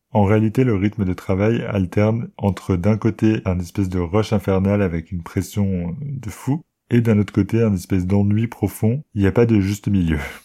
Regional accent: France; moved away as an adult; also born or lived in London, England; On parle français, on est français tous les deux.

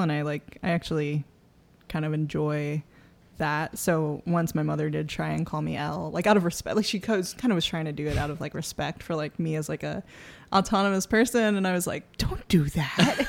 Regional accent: New York City, New York, United States; I grew up in the Bronx.

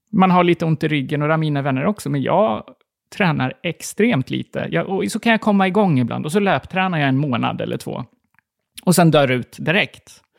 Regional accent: Gotland, Sweden; moved away as an adult; now in Stockholm, Sweden; när jag flyttade från Gotland till Stockholm var jag 21

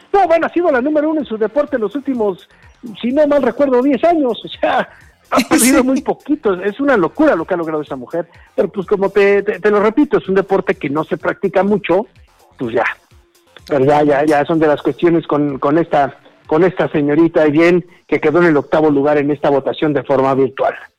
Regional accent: Mexico; somos mexicanos

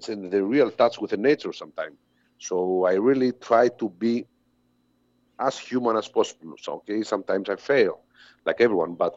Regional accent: Greece; all these bands come from my hometown

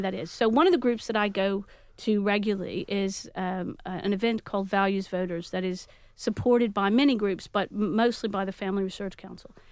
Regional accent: Texas, United States; now in Manchester, United Kingdom; I, I am from Texas

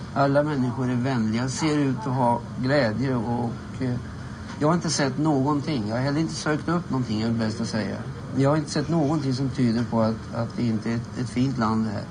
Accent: Sweden; hemma i Sverige

